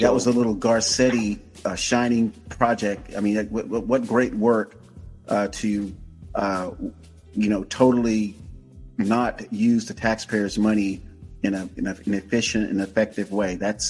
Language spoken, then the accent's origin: English; Florida, United States; I'm from Florida